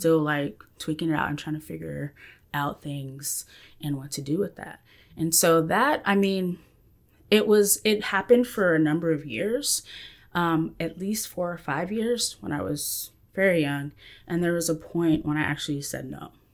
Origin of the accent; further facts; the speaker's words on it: Central Texas, United States; I am from Central Texas area